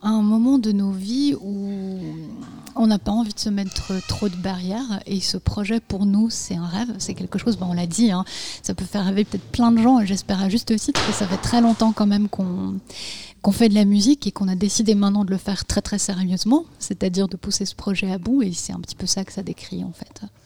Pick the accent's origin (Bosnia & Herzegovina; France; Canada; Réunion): Bosnia & Herzegovina; moved away; j'en parle une, puisque je suis née en Bosnie-Herzégovine